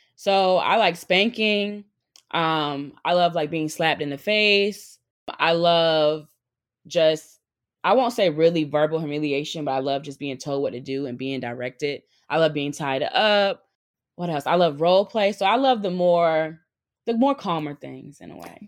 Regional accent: North Carolina, United States; moved away as an adult; now in New York, United States; I moved to New York by myself 'cause I'm originally from North Carolina

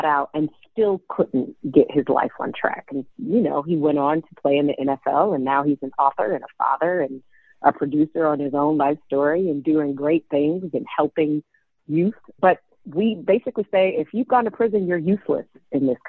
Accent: Detroit, Michigan, United States; growing up in Detroit in the late 80s, early 90s

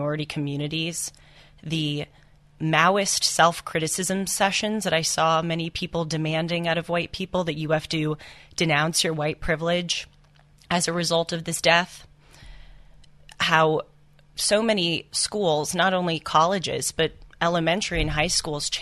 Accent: Los Angeles, California, United States; also born or lived in Santa Monica, California; I grew up in Los Angeles, California, which is obviously a very liberal town

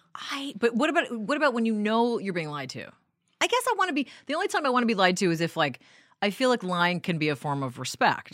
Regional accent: New York City, New York, United States; also born or lived in Vancouver, Canada / Denmark; you move there at ten years old, you go to public school, you get beat up all the time, you be, uh, become a New Yorker pretty quick

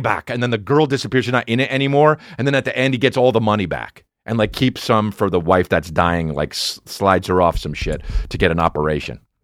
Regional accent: New Jersey, United States; I'm from Jersey

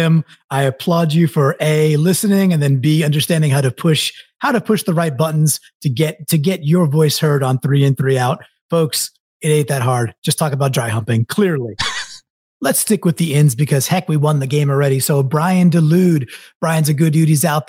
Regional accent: Northeast, United States; I'm from the Northeast.

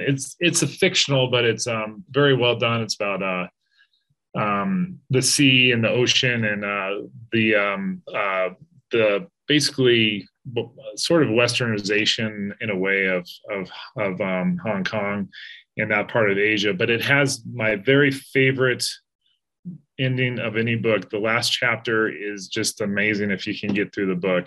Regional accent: Colorado, United States; I grew up in Colorado and back in Denver

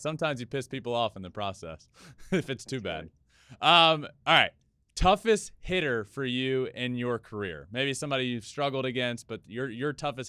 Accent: Virginia, United States; I'm from Virginia

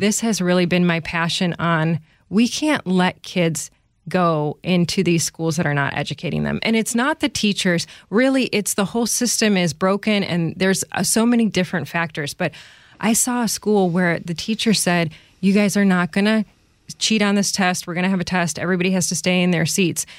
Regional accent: Chicago, Illinois, United States; also born or lived in Pennsylvania; I grew up in the Chicago area.

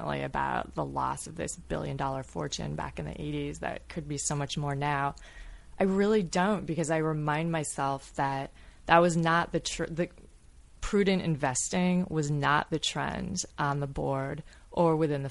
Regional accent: Grosse Pointe, Michigan, United States; so many people that I grew up with in Growth Point

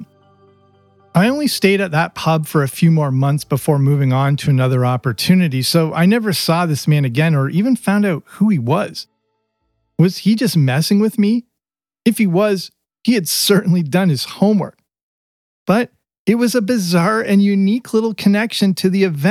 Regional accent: southwestern Ontario, Canada; moved away as an adult; also born or lived in England; I explained how old I was and where I grew up in southwestern Ontario.

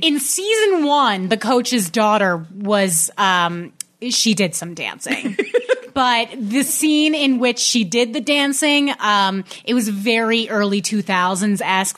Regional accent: New York, United States; I'm from New York

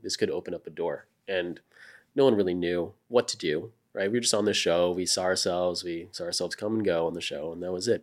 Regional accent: Florida, United States; moved away as an adult; now in Austin, United States; I grew up in Florida

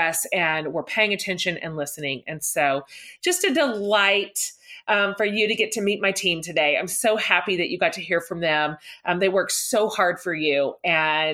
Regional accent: the South, United States; we're all from the South. We're all in the South.

